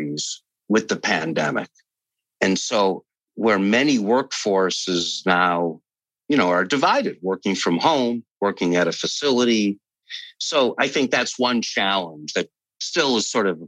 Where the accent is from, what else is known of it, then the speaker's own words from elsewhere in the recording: Northeast, United States; also born or lived in Chicago / California; I'm from the Northeast